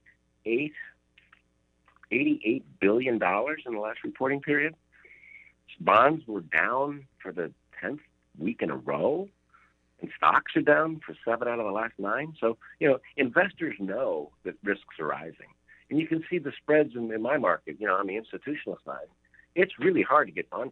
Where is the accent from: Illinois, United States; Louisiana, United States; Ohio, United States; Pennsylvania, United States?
Louisiana, United States; moved away; also born or lived in Florida; I was born in Louisiana